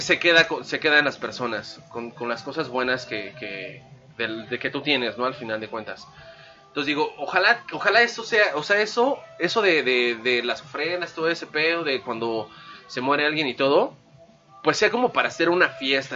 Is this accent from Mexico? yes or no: yes; Mexico; es algo que nos distingue, algo único como mexicanos